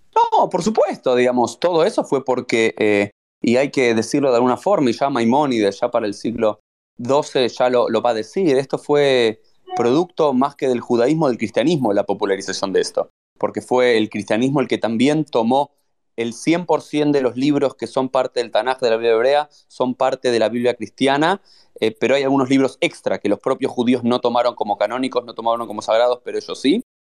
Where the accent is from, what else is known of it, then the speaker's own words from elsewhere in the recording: Argentina; also born or lived in Israel; now in South Florida, United States; soy argentino, soy rabino